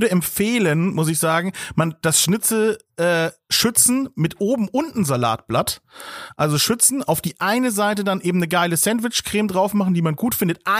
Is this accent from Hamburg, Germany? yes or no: no; Bavaria, Germany; Bei uns in ähm. Bayern gar nicht.